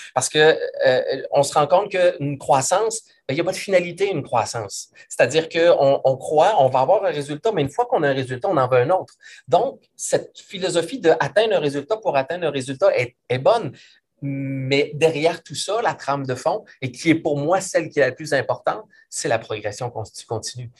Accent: Quebec City, Quebec, Canada; Moi, je suis de la région de Québec, je viens de la région de Québec

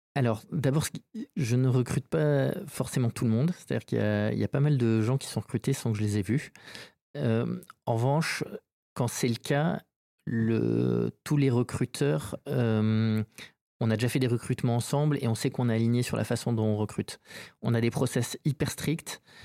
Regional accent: Saint-Jean-de-Luz, Nouvelle-Aquitaine, France; moved away as an adult; also born or lived in Bayonne / Paris / New York; je suis né à Bayonne et j'ai vécu toute mon enfance à Saint-Jean-de-Luz

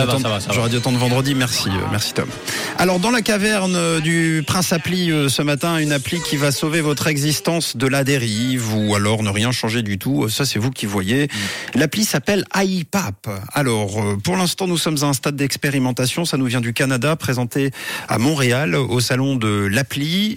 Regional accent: Switzerland; chez nous en Suisse

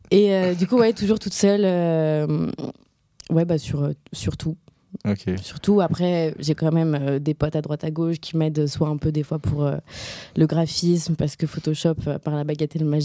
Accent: Morocco; now in France; J'ai grandi au Maroc

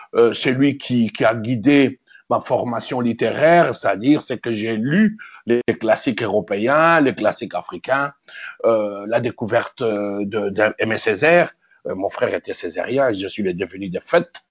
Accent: Kinshasa, DR Congo; moved away as an adult; also born or lived in Kasai / Brussels, Belgium / Amiens, France; Je suis né à Kinshasa le 30 octobre 1957.

